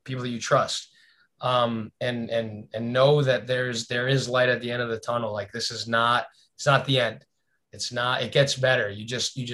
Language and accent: English; South Florida, United States; where we grew up in South Florida